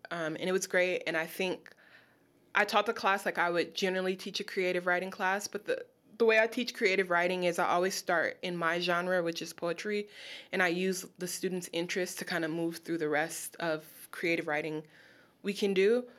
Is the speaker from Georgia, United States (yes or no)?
no; Los Angeles, California, United States; moved away as an adult; now in Baltimore, United States; I'm from Los Angeles.